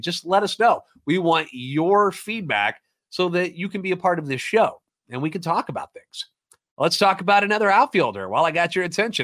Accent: St. Louis, Missouri, United States; born and raised in the Loop

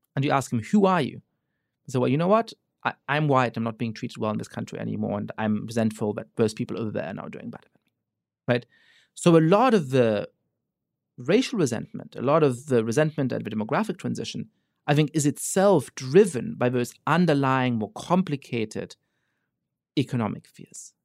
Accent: Germany; now in United States; I grew up Jewish in Germany

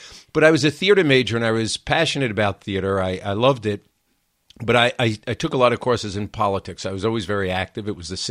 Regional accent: New York City, New York, United States; I grew up in Queens, in New York City, one of the outer boroughs.

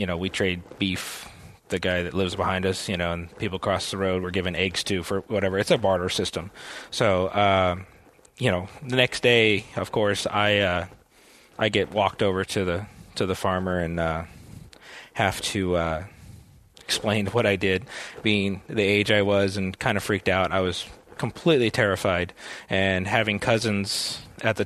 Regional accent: Texas, United States; I grew up in Texas as a kid

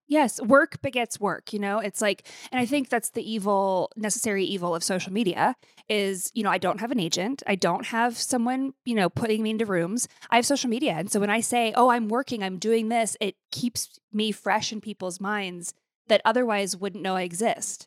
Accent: Billings, Montana, United States; moved away; to go to Billings and to my hometown

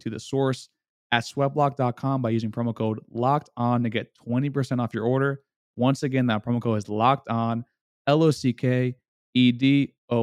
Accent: South Florida, United States; I'm from South Florida

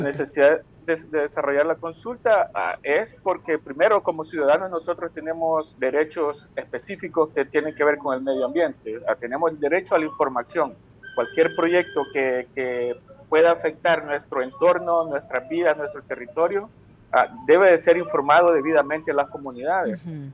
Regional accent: El Salvador; nosotros como salvadoreños

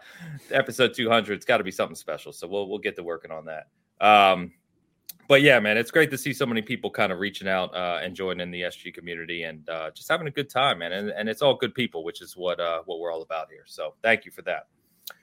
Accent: San Francisco, California, United States; I'm from San Fran

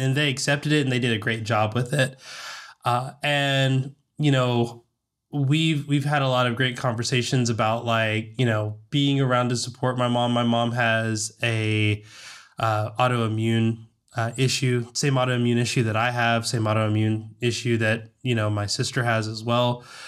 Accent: Southern, United States; accent: Southern; moved away; My Southern accent will peak out from time to time

